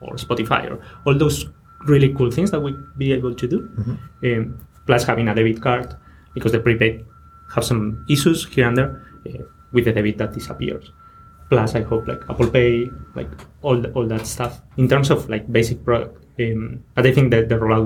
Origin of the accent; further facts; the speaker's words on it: Spain; now in London, United Kingdom; I'm from Spain